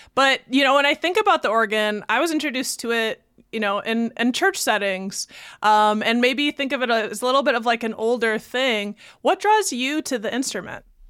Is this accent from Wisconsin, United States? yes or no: yes; Baraboo, Wisconsin, United States; I'm from Baraboo